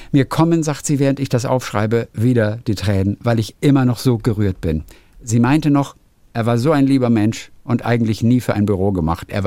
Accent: Rochlitz, Saxony, Germany; born there; meine Bilder auf einem kleinen Regionalmarkt in meiner Geburtsstadt Rochlitz auszustellen

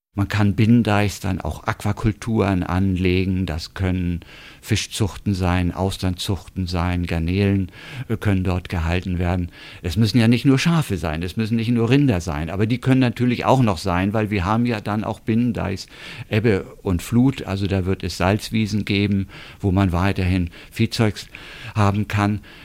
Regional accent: North Frisian coast, Schleswig-Holstein, Germany; Ich bin ja hier an der Küste zur Schule gegangen

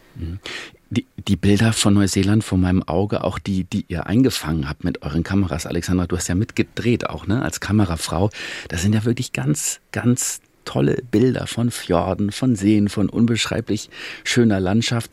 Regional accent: Germany; bei uns in Deutschland

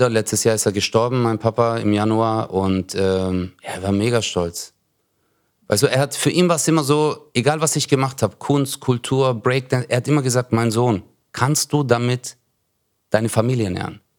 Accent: Turkey; Aber ja, für uns war es halt äh, so als Türke immer, deswegen machen wir das auch auf der Bühne, weißt du?

